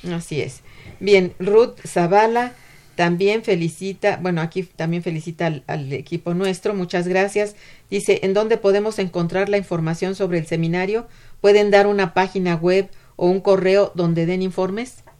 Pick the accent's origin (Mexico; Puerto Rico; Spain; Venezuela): Mexico; lo que somos como ciudadanos mexicanos